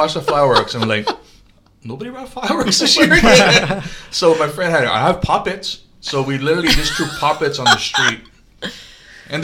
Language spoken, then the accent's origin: English; Pearl City, Hawaii, United States; I grew up in Pearl City as a kid. All the way to my 20s